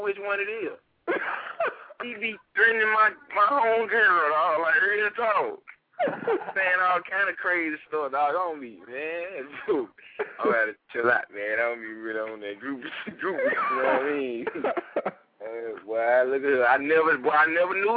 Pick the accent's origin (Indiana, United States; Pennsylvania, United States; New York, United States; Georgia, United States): Georgia, United States; now in Tampa, United States; I'm from Georgia